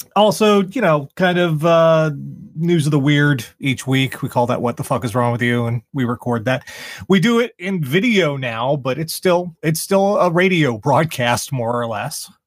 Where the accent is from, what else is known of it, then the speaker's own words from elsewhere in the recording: Charleston, South Carolina, United States; here in my hometown of Charleston